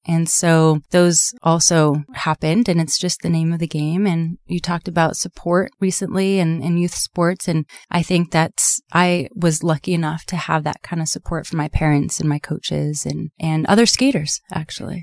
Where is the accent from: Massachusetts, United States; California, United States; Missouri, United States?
California, United States; Southern; I grew up here in Sou-, in Southern California